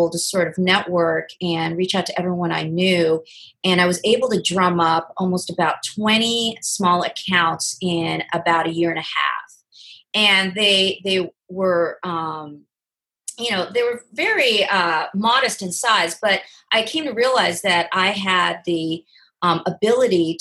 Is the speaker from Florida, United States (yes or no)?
no; Oregon, United States; moved away as an adult; also born or lived in Southern California; now in Los Angeles, United States; I'm from the West Coast, originally from Oregon, and moved down to Southern California to go to college